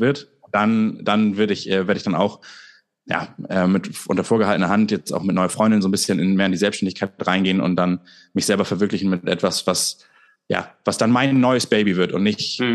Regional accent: Germany; als Deutsche

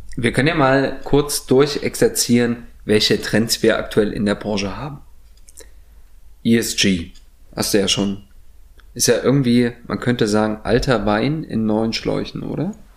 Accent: East Germany, Germany; Kann ich aber als Ostdeutscher behaupten

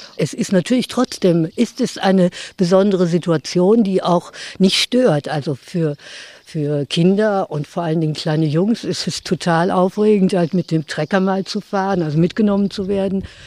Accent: North Rhine-Westphalia, Germany; moved away as an adult; now in Nitzow, Germany; Wir sind in Nordrhein-Westfalen Jahren sind wir aufgewachsen und haben die Schulen besucht

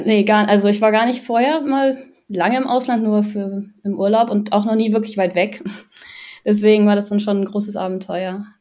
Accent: Düsseldorf, North Rhine-Westphalia, Germany; ich komme aus Düsseldorf und studiere auch in Düsseldorf

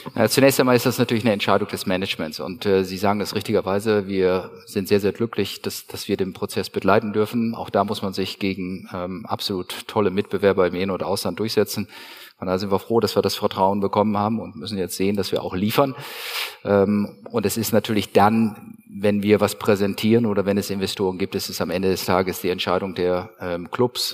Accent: Bielefeld, North Rhine-Westphalia, Germany; ich komme ja aus, aus Bielefeld oder aus Ostwestfalen

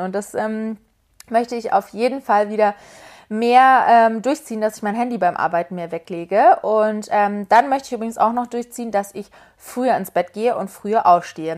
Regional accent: Munich, Bavaria, Germany; now in Berlin, Germany; Es ist übrigens meine Heimat München. Meine Eltern kommen auch aus München.

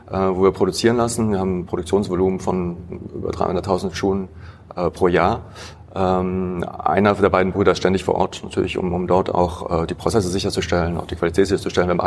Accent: Heidelberg, Baden-Württemberg, Germany; also born or lived in Paris, France; Ich bin in Paris geboren, in Heidelberg aber aufgewachsen.

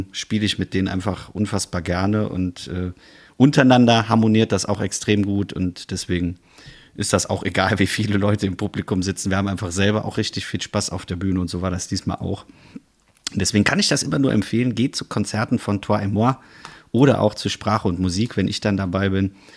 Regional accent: Bonn, North Rhine-Westphalia, Germany; moved away; als Exil-Bonner

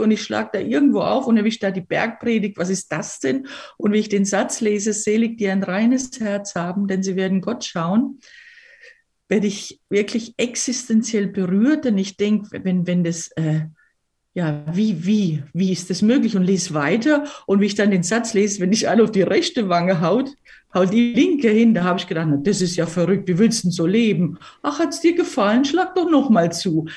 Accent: Weinheim, Baden-Württemberg, Germany; also born or lived in Croatia; ich bin in Weinheim an der Bergstraße aus, aufgewachsen, also badisch

